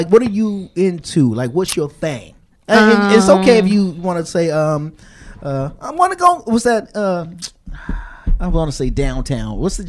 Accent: Washington, District of Columbia, United States; At least I'm from D.C.

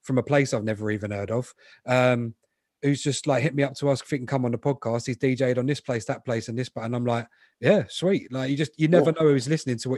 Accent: London, United Kingdom; I grew up in Southfields. I was 5 minutes from Roehampton.

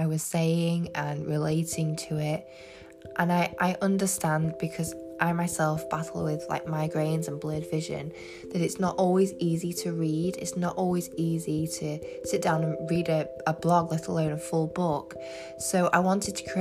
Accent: England, United Kingdom; I'm from England.

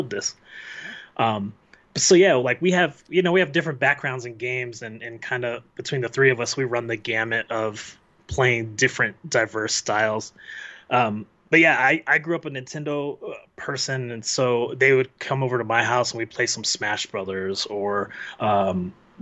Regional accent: Colorado, United States; We grew up in Colorado together

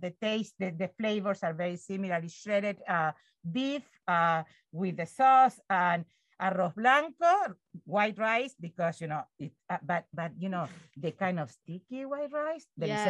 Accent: Venezuela; moved away; also born or lived in Chile; I was born in Chile and raised in Venezuela.

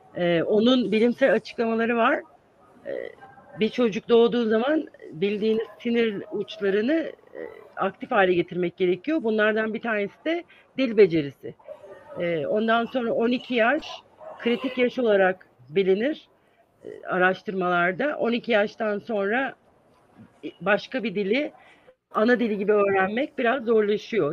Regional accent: İzmir, Turkey; moved away as an adult; also born or lived in Ankara, Turkey; now in United States; 1970 yılında İzmir'de doğdum ve orada büyüdüm.

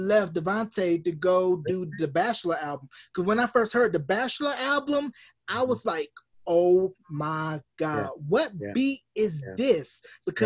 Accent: North Carolina, United States; my home state

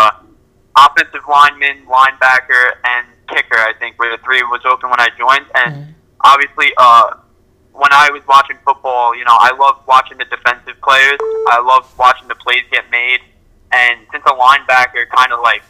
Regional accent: New York, United States; I'm from New York

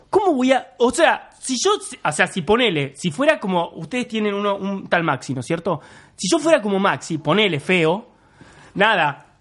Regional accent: Canning, Buenos Aires Province, Argentina; also born or lived in Banfield; O sea, todo mal, pero yo viví nada. Cuatro años en Banfield. Yo soy de Canning. Soy el cheto de Canning en todo caso.

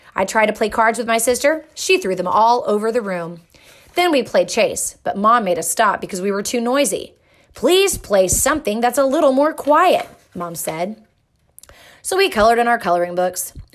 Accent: England, United Kingdom; moved away; I grew up in England

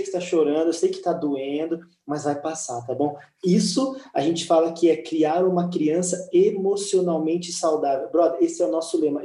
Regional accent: Brazil; moved away as an adult; now in Liverpool, United Kingdom; quando eu saí do Brasil, brother, eu deixei um emprego bom no Brasil

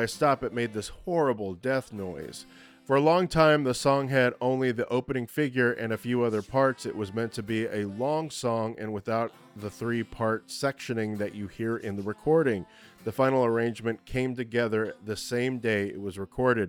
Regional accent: Texas, United States; I'm a hayseed from Texas

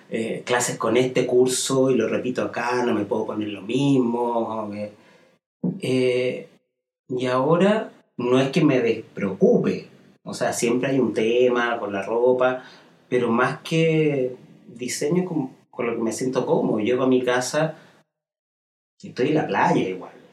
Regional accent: Santiago, Santiago Metropolitan, Chile

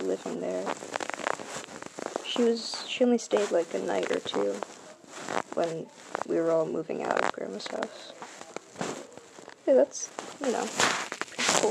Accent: Burlington, Vermont, United States; also born or lived in Essex, Vermont; I was born in Burlington, Vermont

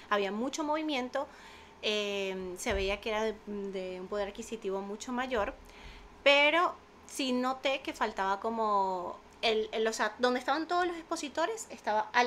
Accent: Venezuela; yo vengo con una idea de Venezuela, de los bazares

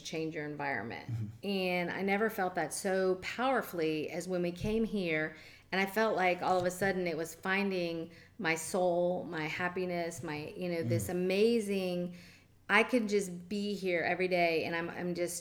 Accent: Jacksonville, Florida, United States; now in Madeira Beach, United States; I grew up in Jacksonville during desegregation

